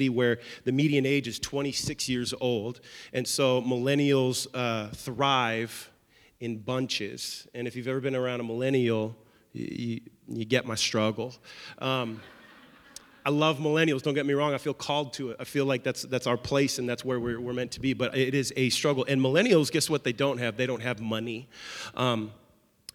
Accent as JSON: {"language": "English", "town": "Seattle", "region": "Washington", "country": "United States", "moved": "as an adult", "lives_now": "Nashville, United States", "said": "we are originally from Seattle, Washington"}